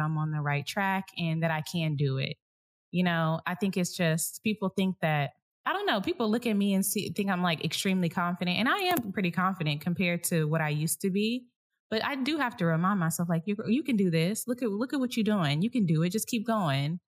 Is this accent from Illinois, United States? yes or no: no; Dallas, Texas, United States; moved away; I'm from Dallas